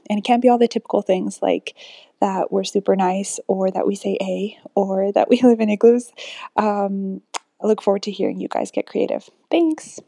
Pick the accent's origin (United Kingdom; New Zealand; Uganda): Uganda; now in Oklahoma, United States; I'm currently in Oklahoma, but I'm from Uganda